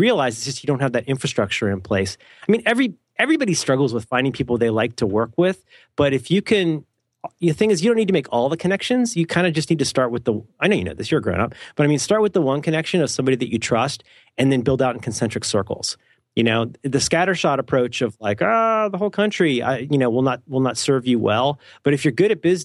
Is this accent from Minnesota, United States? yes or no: no; Ohio, United States; I'm from Ohio.